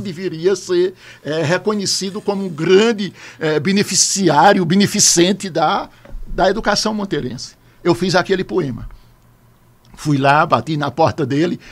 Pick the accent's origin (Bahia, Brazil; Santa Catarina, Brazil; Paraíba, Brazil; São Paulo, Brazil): Paraíba, Brazil; Camalaú; moved away as an adult; voltar para a minha terra, para fundar a escola